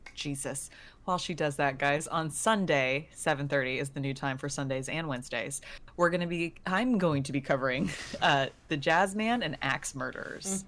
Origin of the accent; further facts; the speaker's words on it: Texas, United States; I'm from Texas